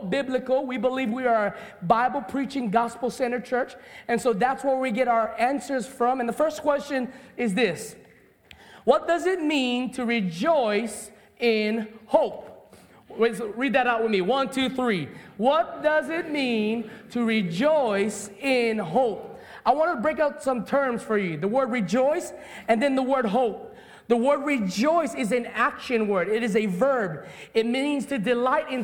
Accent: Hawaii, United States; I'm a Hawaiian boy.

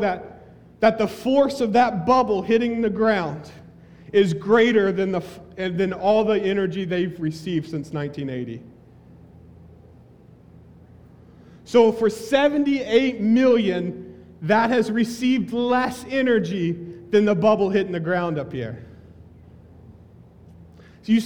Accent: the South, Southern United States, United States; accent: southern; moved away; that was my southern accent

